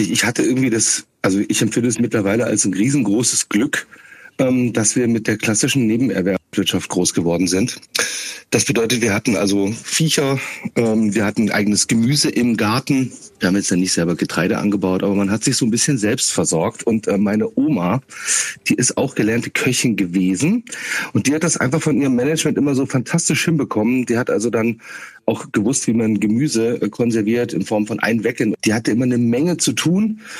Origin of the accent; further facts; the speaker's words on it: Schauenburg, Hesse, Germany; Kassel bin ich geboren, ein bisschen westlich ähm, von Kassel aufgewachsen in Schaumburg-Elgershausen.